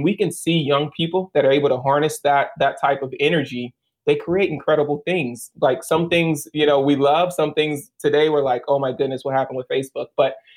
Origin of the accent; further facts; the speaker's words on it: Baton Rouge, Louisiana, United States; moved away as an adult; I'm originally from Baton Rouge. And I spent 26 years in Baton Rouge